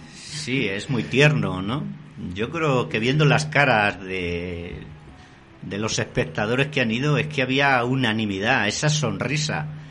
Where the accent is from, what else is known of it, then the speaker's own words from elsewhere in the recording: Castile, Spain; en mi tierra, en plena Castilla, la seca